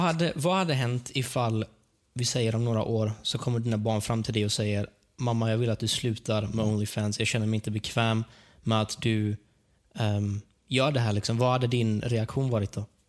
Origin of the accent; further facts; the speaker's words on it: Sweden; jag är ju född här i Sverige, men alltså, min släkt är ju så från Iran